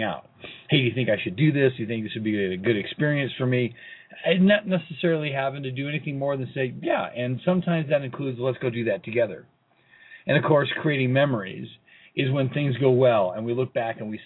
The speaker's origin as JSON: {"language": "English", "town": "Colorado Springs", "region": "Colorado", "country": "United States", "tie": "born or raised there", "said": "here in Colorado Springs in my hometown"}